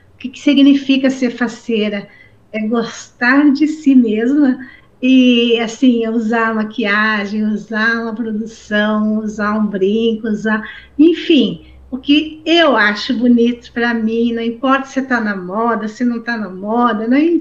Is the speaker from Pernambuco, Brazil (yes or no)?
no; Santa Catarina, Brazil; also born or lived in Rio Grande do Sul; eu sou de Santa Catarina. Quase divisa com o Paraná, mas sou de Santa Catarina